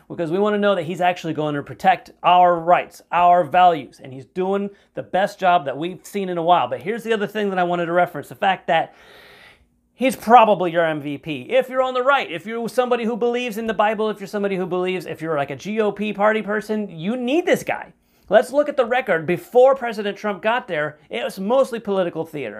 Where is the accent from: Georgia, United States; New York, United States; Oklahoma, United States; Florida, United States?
Florida, United States; here in my home state of Florida